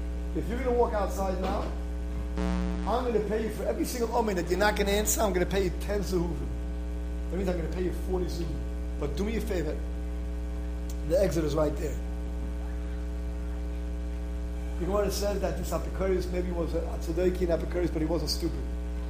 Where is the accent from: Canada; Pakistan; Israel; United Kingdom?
Israel; moved away; No one came to my defense because no one knew me. I came from Israel. No one knew me. I'm a new person over here.